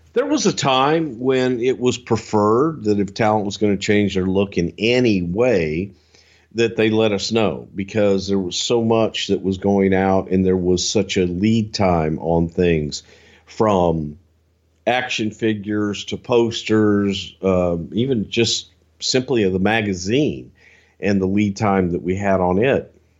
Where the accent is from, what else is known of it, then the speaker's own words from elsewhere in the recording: the South, United States; I'm from the South